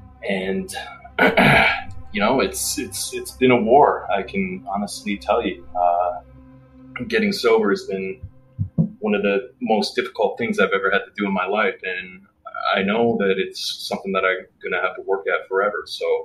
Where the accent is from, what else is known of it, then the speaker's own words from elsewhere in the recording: Regina, Saskatchewan, Canada; I grew up in Canada, born and raised, grew up in a city called Regina, Saskatchewan